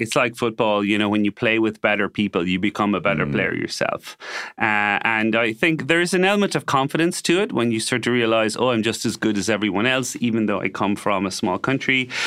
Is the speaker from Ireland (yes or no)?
yes; Limerick, Munster, Ireland; moved away as an adult; also born or lived in Cork, Ireland / Dublin, Ireland; now in Madrid, Spain; I was born in Limerick and, and we were there till I was 16. So, and then we, we moved to Cork